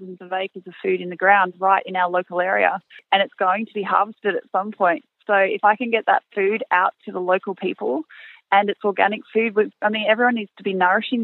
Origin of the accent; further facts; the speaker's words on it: Canberra, Australian Capital Territory, Australia; also born or lived in Perth; now in Lockyer Valley, Australia; I was born and bred in Canberra